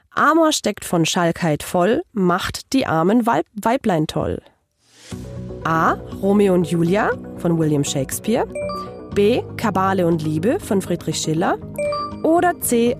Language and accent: German; Hungary; moved away; ich komme ja ursprünglich aus Ungarn